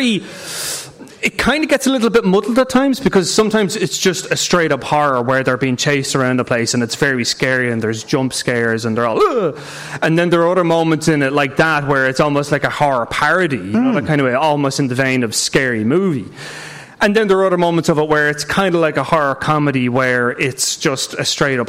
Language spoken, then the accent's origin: English; Ireland; I'm saying this as an Irish person